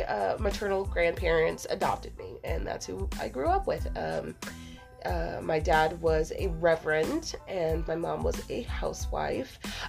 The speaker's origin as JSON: {"language": "English", "region": "Louisiana", "country": "United States", "tie": "born or raised there", "also_born_or_lived": "Texas", "said": "Yes, I am a gumbo child. Being from Louisiana, okay. And I guess that's what it is. Well, actually, I was born in Texas."}